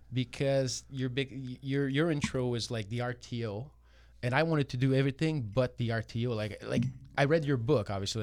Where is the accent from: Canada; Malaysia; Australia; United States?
Canada; Montreal, Quebec; moved away as an adult; now in Toronto, Canada; I'm born and raised in Montreal. I moved to Toronto.